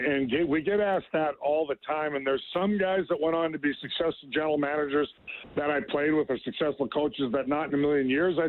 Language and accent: English; Edmonton, Alberta, Canada; moved away; I grew up in Greenfield, south side of Edmonton